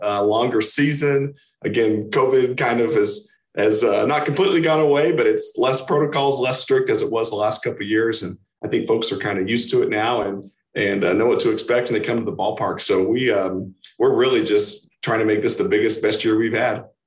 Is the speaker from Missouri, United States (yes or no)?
yes; Kansas City, Missouri, United States; I'm from Kansas City